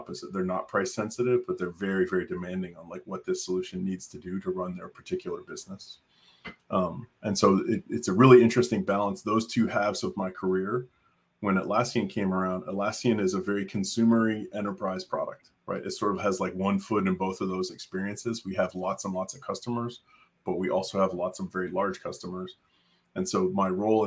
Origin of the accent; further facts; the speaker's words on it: Canada; moved away as an adult; now in Austin, United States; I grew up in Canada